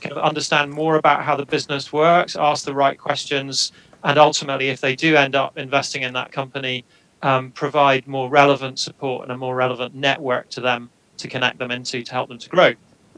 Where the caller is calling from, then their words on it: Edinburgh, Scotland, United Kingdom; I'm joining you from Edinburgh in Scotland today.